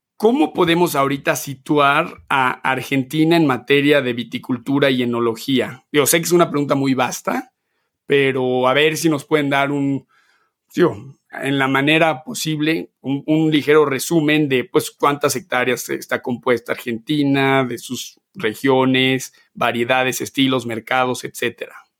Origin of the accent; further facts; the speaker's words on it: Mexico; moved away as an adult; yo nací, crecí en México hasta los 19 años